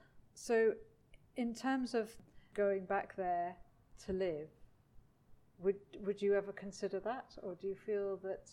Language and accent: English; Scotland, United Kingdom; also born or lived in Australia; now in London, United Kingdom; I'm from Scotland, for goodness sake. But I went to Australia, and I believe that it thinned my blood